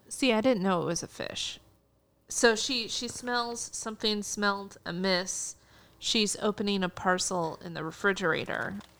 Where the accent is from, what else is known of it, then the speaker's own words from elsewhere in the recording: United States; as an American viewer